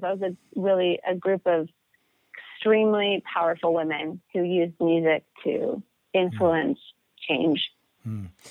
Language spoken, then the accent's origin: English; Montana, United States; I grew up in Montana